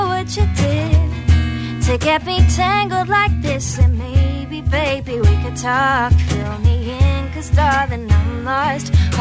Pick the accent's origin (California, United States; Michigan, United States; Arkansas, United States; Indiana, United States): Michigan, United States; moved away as an adult; now in Boston, United States; I'm from Michigan, and I'm currently studying at Berklee College of Music in Boston